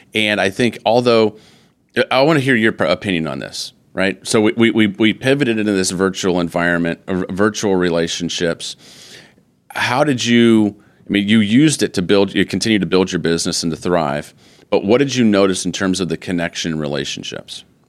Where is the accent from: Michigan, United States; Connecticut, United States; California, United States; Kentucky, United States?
Michigan, United States; Flint; moved away; As a Michigan boy, I grew up in the Flint area, uh, went to high school there